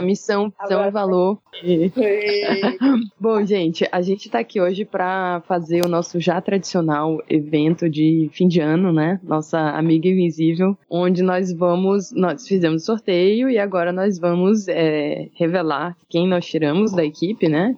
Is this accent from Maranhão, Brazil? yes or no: yes; Maranhão, Brazil; also born or lived in Rio de Janeiro; saí do Rio, voltei para o Maranhão